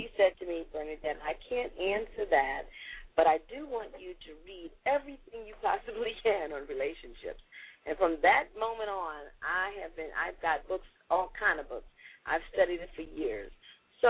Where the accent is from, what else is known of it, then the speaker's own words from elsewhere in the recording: New York City, New York, United States; I was born and raised in Brooklyn, New York, in the Brownsville section of Brooklyn.